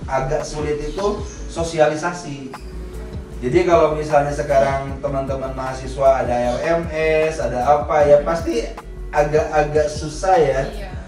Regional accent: Bandung, West Java, Indonesia; jadi saya lahir di {S1} Bandung {S0} ya orang tua saya Majalengka ibu saya Garut sebetulnya

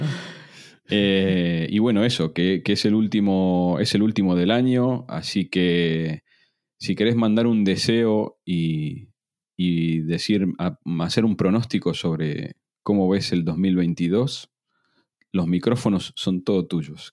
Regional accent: Argentina; now in Spain; yo estoy en un grupo de argentinos tech en el exterior

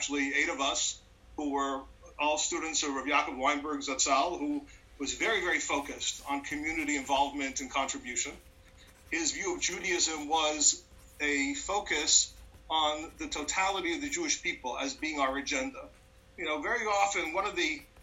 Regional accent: Montreal, Quebec, Canada; I grew up in Montreal

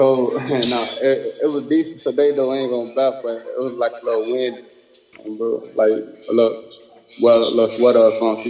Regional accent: Chicago, Illinois, United States; I love my city, baby

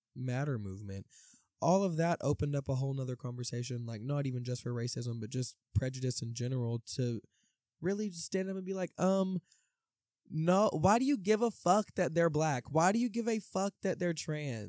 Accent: Tennessee, United States; we're from Tennessee

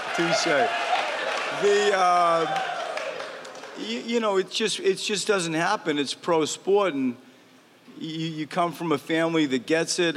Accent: Maine, United States; I grew up in the woods. Like I grew up in Maine

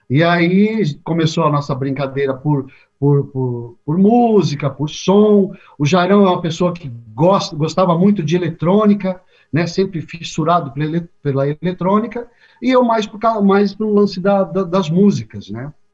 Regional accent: Mauá, São Paulo, Brazil; Eu nasci em Mauá, né, vivi durante muito tempo o ABCDM aqui de São Paulo.

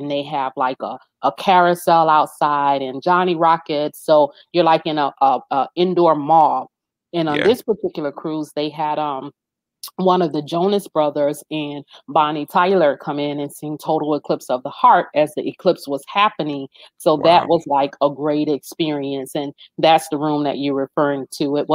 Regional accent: Jamaica; we are Jamaican

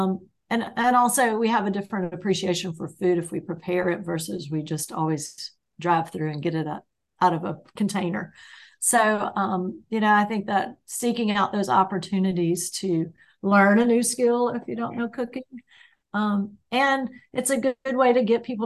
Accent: the South, United States; I'm from the South

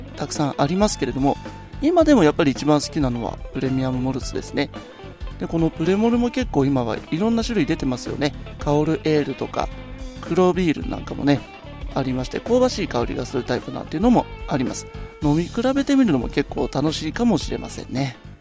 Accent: Aichi, Japan; 私の地元愛知

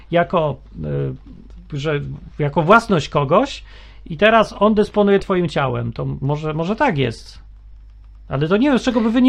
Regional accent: Kraków, Lesser Poland, Poland; urodziłem się w Krakowie

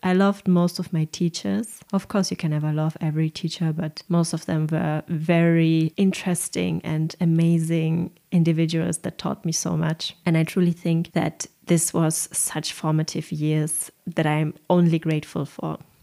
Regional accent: Germany; accent: German; English is a second language; my horrible German accent in English

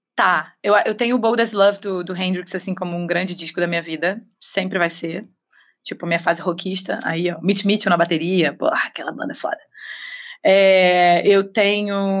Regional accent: Rio de Janeiro, Brazil; Sou cria de Vila Isabel da Mangueira

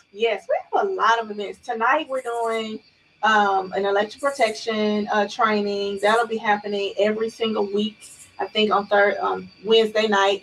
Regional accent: Chattanooga, Tennessee, United States; now in Nashville, United States; I'm from Chattanooga, born in Alton Projects, raised in City View

